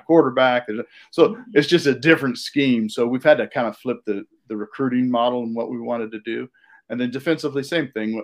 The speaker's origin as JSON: {"language": "English", "town": "Davis", "region": "California", "country": "United States", "tie": "born or raised there", "said": "I grew up in California, outside of Sacramento, and in, in, Davis"}